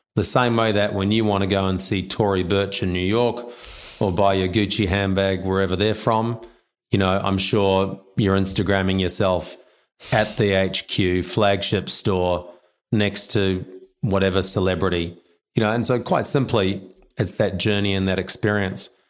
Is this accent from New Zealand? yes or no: yes; New Zealand; also born or lived in China; now in Australia; I'm a Kiwi.